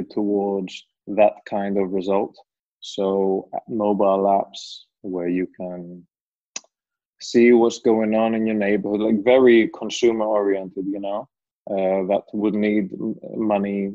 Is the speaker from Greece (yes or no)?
yes; Greece; also born or lived in England; I am from Greece, but also from England, half and half